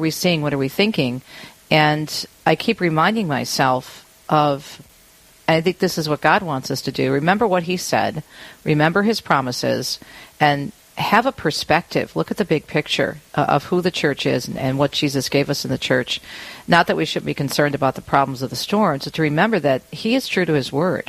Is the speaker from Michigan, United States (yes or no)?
yes; Michigan, United States; also born or lived in Jersey City, New Jersey; I was born on the East Coast, Jersey City, and raised in Michigan, and love being around the water.